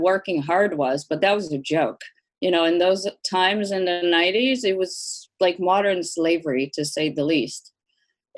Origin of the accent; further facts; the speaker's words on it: Brazil; moved away as an adult; now in United States; I was born in Brazil, very traditional Brazilian family